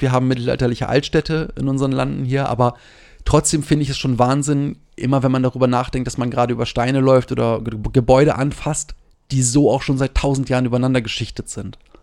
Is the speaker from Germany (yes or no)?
yes; Germany; als Deutscher